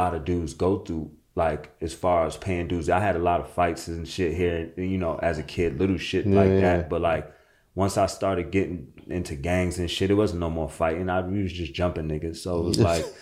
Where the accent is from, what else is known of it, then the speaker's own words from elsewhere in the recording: New York City, New York, United States; I'm from Jamaica, Queens.